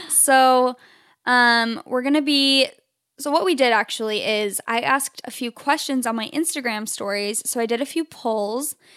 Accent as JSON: {"language": "English", "town": "Phoenix", "region": "Arizona", "country": "United States", "moved": "yes", "lives_now": "Southern California, United States", "said": "I'm from Phoenix, Arizona originally, which is where Chelsea and I met."}